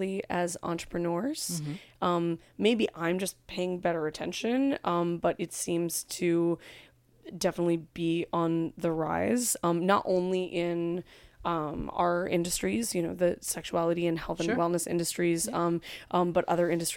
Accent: California, United States; I'm from California

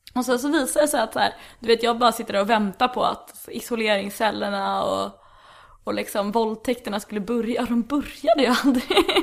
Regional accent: Stockholm, Stockholm County, Sweden; jag är ju från Södermalm också

